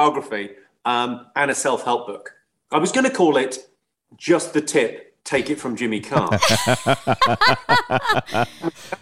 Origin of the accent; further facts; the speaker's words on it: England, United Kingdom; I'm like an Irish immigrant. Like, my parents moved from a really rough town in Ireland to a really rough town in England